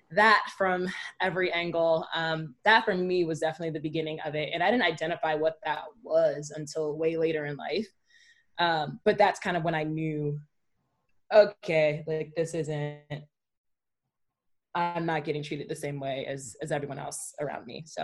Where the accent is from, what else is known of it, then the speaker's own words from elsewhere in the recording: Prince George's County, Maryland, United States; growing up in PG County, Maryland, you know, predominantly black, so where this where I grew up, everyone kind of looked like me.